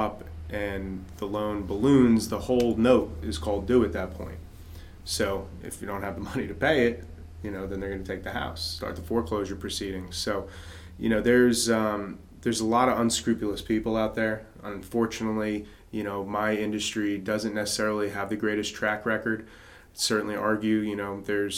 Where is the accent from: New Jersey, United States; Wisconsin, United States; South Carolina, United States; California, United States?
New Jersey, United States; now in North Carolina, United States; my home state, New Jersey